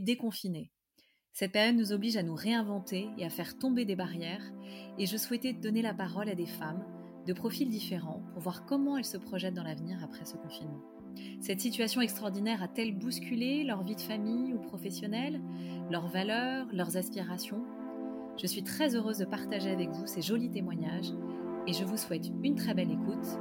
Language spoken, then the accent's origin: French; Paris, Île-de-France, France; je suis parisienne